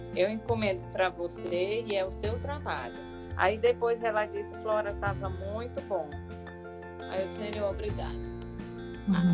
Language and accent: Portuguese; Maranhão, Brazil; sou maranhense, moro em São Luís, Maranhão